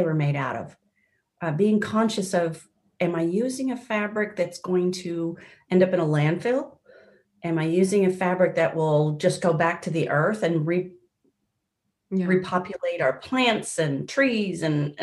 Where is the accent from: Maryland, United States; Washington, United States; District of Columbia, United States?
Washington, United States; Seattle; moved away; I grew up in Seattle, Washington, in the States.